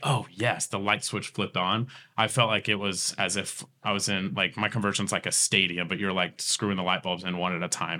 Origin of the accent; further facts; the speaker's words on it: Tulsa, Oklahoma, United States; I grew up here in Tulsa and, and, and West Tulsa and Berry Hill